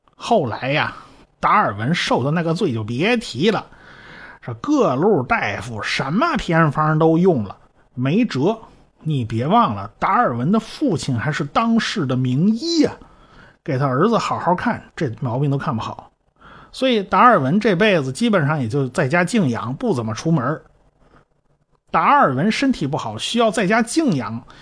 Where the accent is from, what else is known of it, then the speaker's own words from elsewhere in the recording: China; 我们中国人